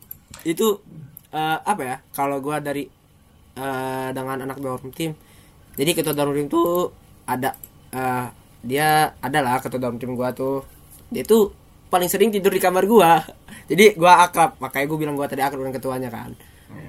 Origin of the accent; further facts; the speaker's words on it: Lampung, Indonesia; moved away as an adult; now in Bandung, Indonesia; Gue dari seberang pulau gitu. Itu jauh banget